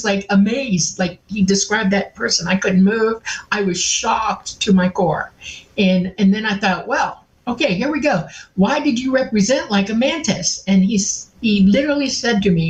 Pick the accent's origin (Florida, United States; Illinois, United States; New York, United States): Florida, United States; Miami; I grew up mostly in Miami